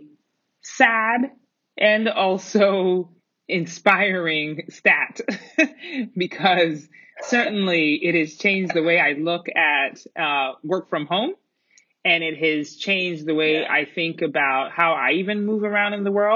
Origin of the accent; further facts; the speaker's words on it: Colorado Springs, Colorado, United States; also born or lived in Middletown, Connecticut; born in Middletown, Connecticut, a very lively city. And grew up, I call my hometown Colorado Springs, Colorado